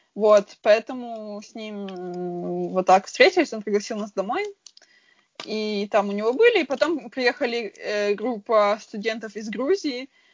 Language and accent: Russian; Frankfurt, Hesse, Germany; В Германии всегда жила